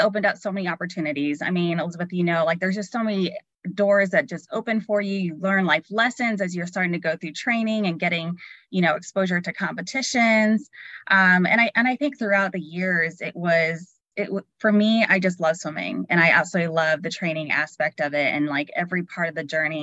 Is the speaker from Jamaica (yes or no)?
no; San Juan, Puerto Rico; I grew up in San Juan, Puerto Rico, surrounded by beaches.